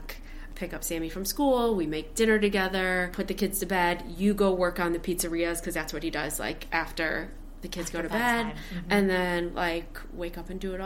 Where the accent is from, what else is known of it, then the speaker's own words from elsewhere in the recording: Michigan, United States; now in Brooklyn, United States; I was born and raised in Michigan